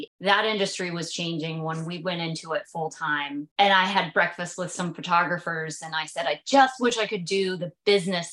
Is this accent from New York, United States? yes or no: no; Maryland, United States; moved away; I'm from Maryland.